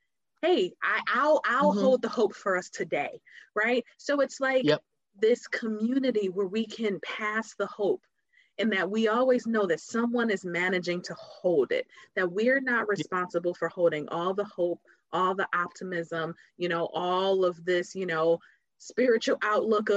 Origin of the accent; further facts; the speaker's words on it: Detroit, Michigan, United States; now in Cincinnati, United States; So we grew up in Detroit